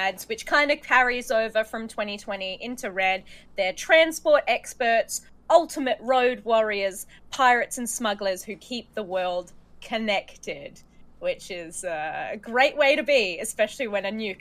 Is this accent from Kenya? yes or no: no; Australia; I work in theatre and I come from Australia.